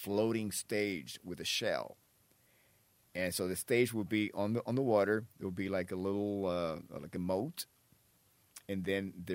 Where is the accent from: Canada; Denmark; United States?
United States; Miami, Florida; also born or lived in Havana, Cuba / West New York, New Jersey; I grew up in Florida